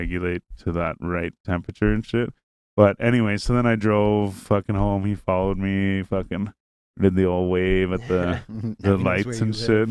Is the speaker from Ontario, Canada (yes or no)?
yes; Renfrew, Ontario, Canada; I'm like, oh, Renfrew